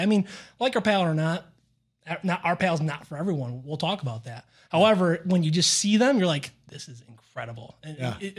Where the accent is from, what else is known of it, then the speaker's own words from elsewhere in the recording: Northeast, United States; I mean, I'm from the Northeast, so I really don't know that area